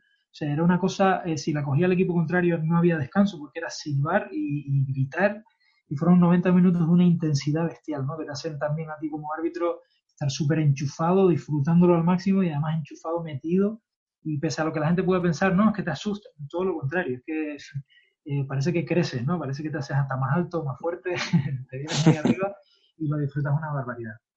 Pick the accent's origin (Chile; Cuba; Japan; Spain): Spain; como somos los españoles